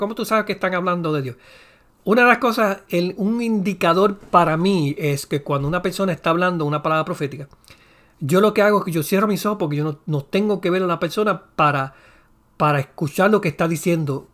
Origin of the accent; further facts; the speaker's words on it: Puerto Rico; soy puertorriqueño